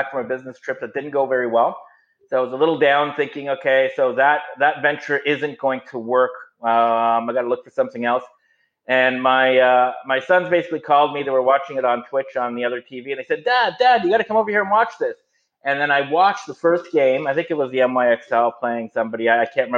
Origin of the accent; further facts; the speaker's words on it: Toronto, Ontario, Canada; I'm born and bred in Toronto